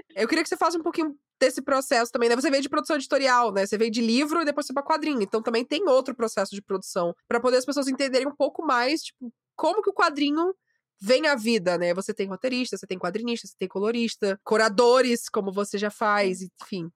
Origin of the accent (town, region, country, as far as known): Maranhão, Brazil